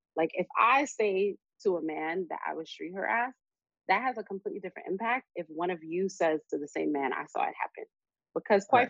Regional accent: New York City, New York, United States; we're from Brooklyn. People wild out off of nothing

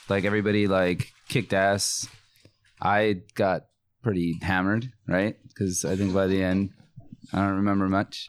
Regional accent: Norwalk, California, United States; also born or lived in Bogota, Colombia / Long Beach, California / Fullerton, California; I grew up in Norwalk, but okay. I was born in Colombia, in Bogota.

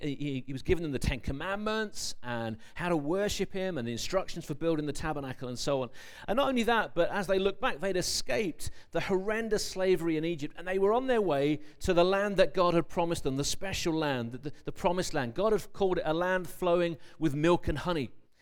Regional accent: London, United Kingdom; born there; I was born in London as well, so don't worry.

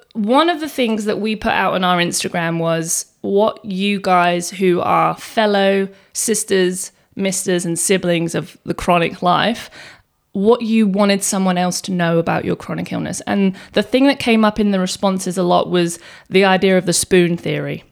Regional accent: England, United Kingdom; now in Australia; I was born in England and I came to Australia ten years ago.

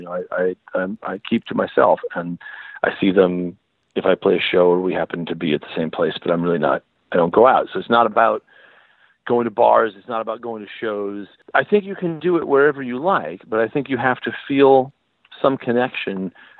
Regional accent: California, United States; I felt sort of the feeling that this is where I belonged, that I felt growing up in California.

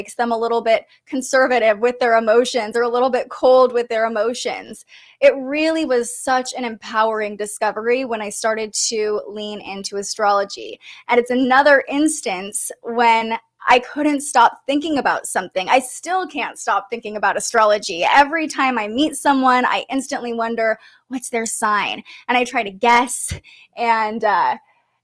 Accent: Sacramento, California, United States; moved away as an adult; also born or lived in Reno, Nevada; move back home to Sacramento and really focus on getting a job in my hometown

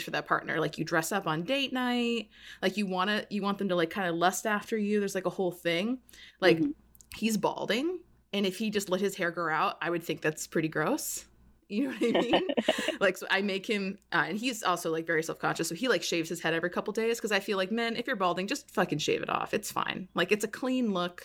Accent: Florida, United States; moved away; I'm from Florida

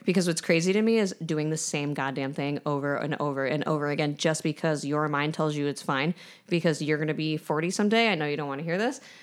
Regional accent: New York, United States; I'm from New York

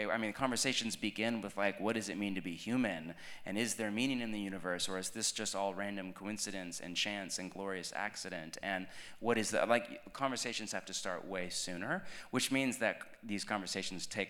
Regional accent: United States; I'm American

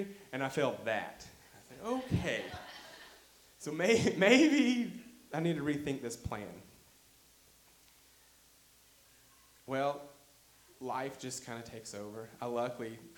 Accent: Arkadelphia, Arkansas, United States; my hometown of Arkadelphia

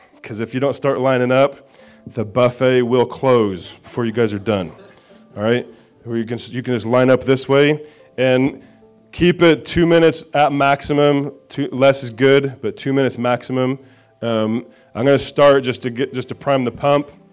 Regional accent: Indiana, United States; I'm a hillbilly from Indiana

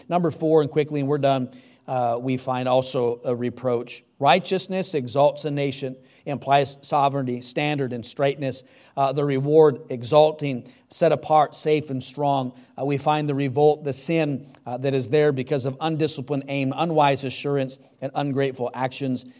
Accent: United States; God didn't have me born uh, here in America

